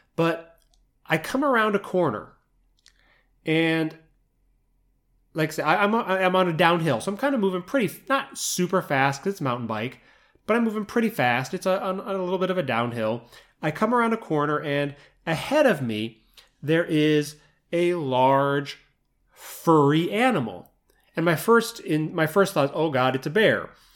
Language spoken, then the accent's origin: English; Midwest, United States; moved away; growing up in the Midwest, in the U S